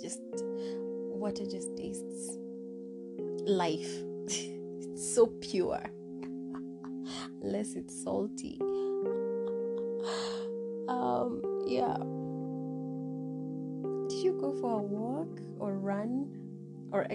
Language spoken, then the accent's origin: English; Samburu County, Kenya; my home county. I'm from Samburu County